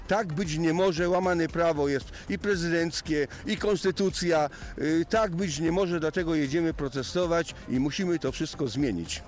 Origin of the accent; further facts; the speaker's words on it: Zielona Góra, Lubusz Voivodeship, Poland; tutaj u nas w Zielonej Górze